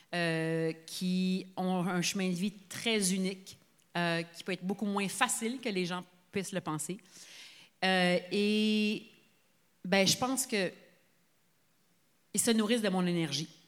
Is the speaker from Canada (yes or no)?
yes; Sainte-Adèle, Quebec, Canada; moi, je suis enfant unique, puis j'ai grandi à Saint-Adèle de 0 à 4 ans.